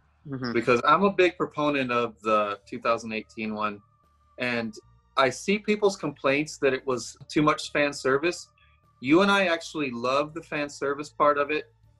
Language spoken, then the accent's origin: English; Deep South, United States; I never had cable growing up. I grew up in the Deep South where we didn't even have cable coming to our house.